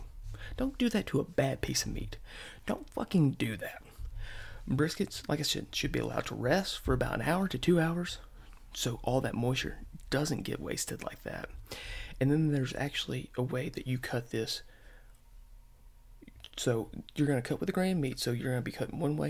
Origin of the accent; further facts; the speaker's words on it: the South, United States; I'm from the South